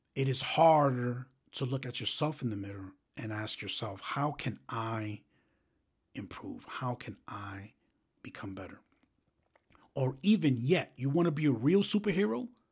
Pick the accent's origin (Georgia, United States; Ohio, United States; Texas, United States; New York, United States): New York, United States; New York City; growing up in the South Bronx